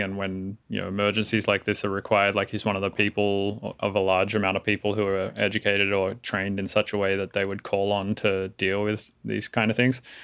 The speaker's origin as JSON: {"language": "English", "country": "Australia", "moved": "yes", "lives_now": "San Francisco, United States", "said": "I live in San Francisco, but I am Australian"}